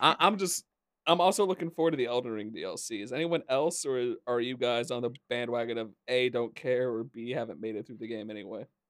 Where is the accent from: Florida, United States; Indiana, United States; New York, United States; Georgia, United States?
Indiana, United States; I really do not like my home state